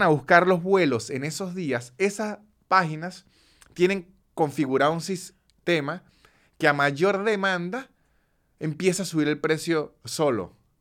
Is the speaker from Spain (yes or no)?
no; Venezuela; moved away as an adult; tuve 29 años sumido en la venezolaneidad